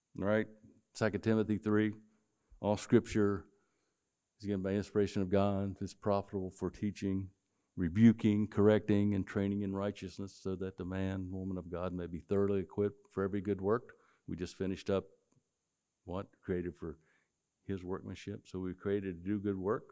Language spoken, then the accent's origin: English; West Virginia, United States; moved away; I grew up in West Virginia